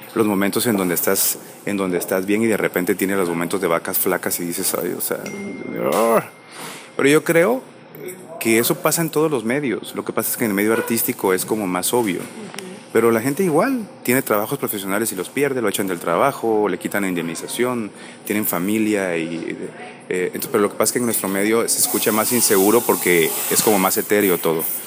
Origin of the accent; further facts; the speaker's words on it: Guatemala; yo soy de Guatemala